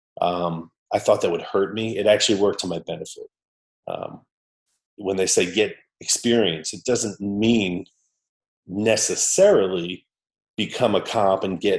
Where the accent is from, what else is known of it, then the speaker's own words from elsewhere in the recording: New York, United States; moved away; also born or lived in St. Louis / Muscat, Oman; I'm from New York originally